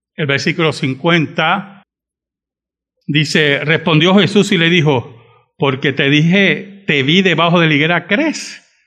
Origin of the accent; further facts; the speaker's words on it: Bayamón, Puerto Rico; also born or lived in San Juan, Puerto Rico; mi gran parte de mi vida me crié en Bayamón, no lo voy a negar. Pero nunca se olviden que yo soy de San Juan